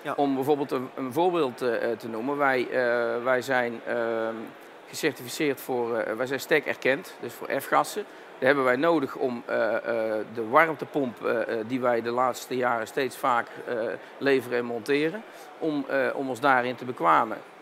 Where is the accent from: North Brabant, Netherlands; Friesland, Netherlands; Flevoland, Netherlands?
North Brabant, Netherlands; Tilburg; Een andere tongval, dat klopt. Ik kom zelf uit Tilburg.